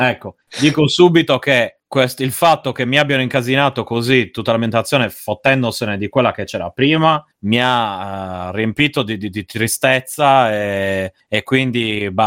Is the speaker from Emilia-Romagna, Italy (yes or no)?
no; Rome, Lazio, Italy; io sono di Roma